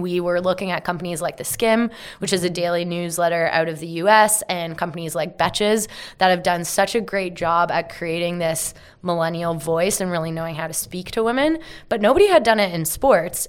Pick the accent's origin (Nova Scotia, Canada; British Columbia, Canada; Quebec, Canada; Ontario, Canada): Ontario, Canada; Carlisle; I grew up in a small town called Carlisle